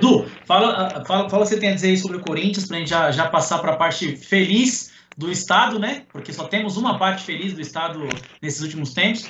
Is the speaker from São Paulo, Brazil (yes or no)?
yes; São Paulo, Brazil; nós somos de São Paulo, é, somos paulistanos e torcemos para os clubes daqui